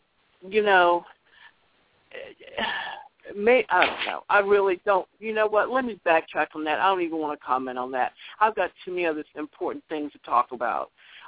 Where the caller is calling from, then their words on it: Virginia, United States; I'm calling from Virginia.